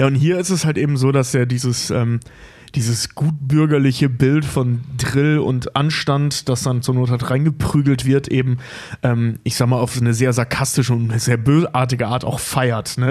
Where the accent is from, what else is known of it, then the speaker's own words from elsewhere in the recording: North Rhine-Westphalia, Germany; now in Hamburg, Germany; ich komme ja aus NRW